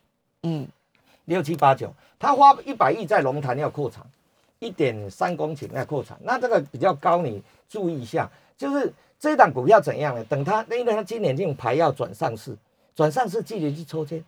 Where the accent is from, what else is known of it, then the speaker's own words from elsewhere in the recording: Taiwan; 因为我们台湾人哦不怕美股跌，怕疫情失控。